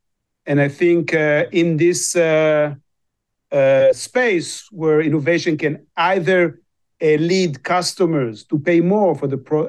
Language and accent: English; Israel; English is a second language; And, I come from Israel. Israel is well known as the startup nation.